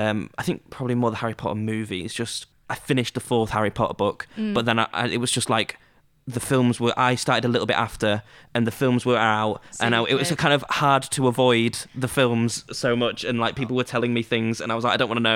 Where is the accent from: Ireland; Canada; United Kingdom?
United Kingdom; Scunthorpe, Yorkshire and the Humber; Even though I'm from Scunthorpe and you've lived a lot of your life in Luxembourg.